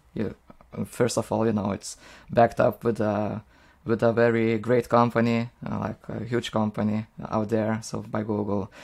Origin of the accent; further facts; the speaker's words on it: Lithuania; English is a second language; I'm from Lithuania